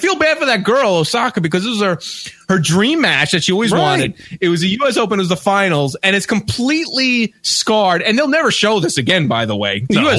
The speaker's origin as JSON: {"language": "English", "town": "Elmont", "region": "New York", "country": "United States", "tie": "born or raised there", "said": "my hometown of Elmont"}